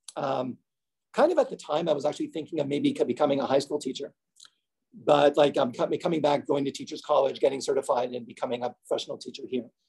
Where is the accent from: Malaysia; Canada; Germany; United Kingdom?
Canada; also born or lived in New Jersey; I was born and raised in Canada